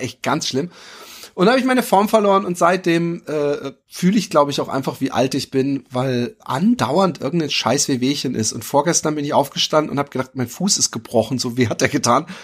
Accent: Germany; ich bin Deutscher

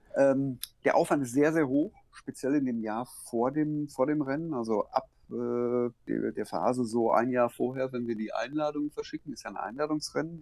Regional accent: Hagen, North Rhine-Westphalia, Germany; moved away as an adult; now in Switzerland; ich habe 45 Jahre 46 Jahre, in, äh, in Hagen gewohnt, direkt an der Ruhr

